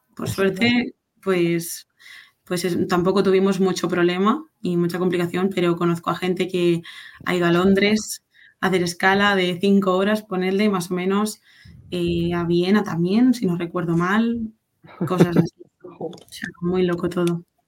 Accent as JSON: {"language": "Spanish", "town": "Barcelona", "region": "Catalonia", "country": "Spain", "also_born_or_lived": "Madrid", "said": "yo soy de Barcelona"}